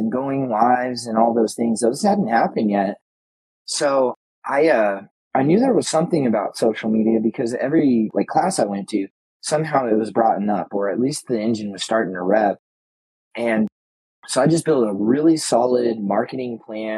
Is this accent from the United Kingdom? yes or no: no; Colorado Springs, Colorado, United States; we use the term native in Colorado Springs, Colorado